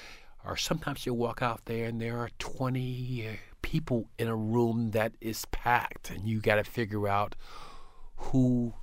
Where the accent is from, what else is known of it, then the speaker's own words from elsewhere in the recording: South Carolina, United States; Well, you know, I grew up in South Carolina in a fairly, you know, poor neighborhood.